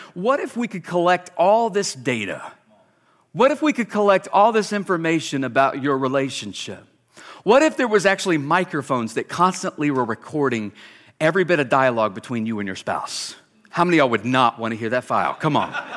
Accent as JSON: {"language": "English", "region": "South Carolina", "country": "United States", "moved": "as an adult", "lives_now": "Boise, Idaho, United States", "said": "we're not from Alabama, we're from South Carolina"}